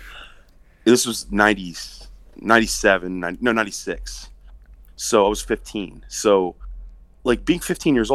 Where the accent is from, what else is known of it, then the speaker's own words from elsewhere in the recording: Maryland, United States; growing up in Maryland